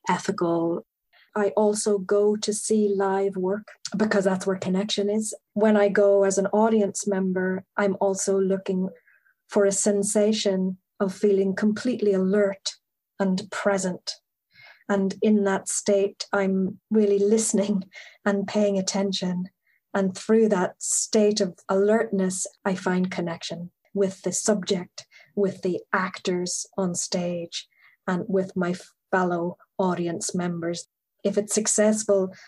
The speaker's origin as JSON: {"language": "English", "region": "Northern Ireland", "country": "United Kingdom", "tie": "born or raised there", "moved": "yes", "lives_now": "London, United Kingdom", "said": "growing up in Northern Ireland"}